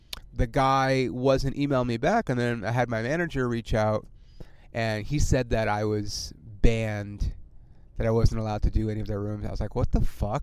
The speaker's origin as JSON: {"language": "English", "region": "California", "country": "United States", "said": "I'm from California"}